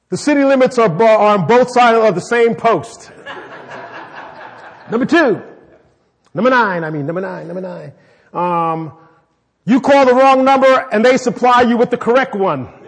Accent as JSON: {"language": "English", "town": "New York City", "region": "New York", "country": "United States", "tie": "born or raised there", "also_born_or_lived": "Chicago", "said": "I mean, I am from New York City. I was born in New York City and lived in Chicago."}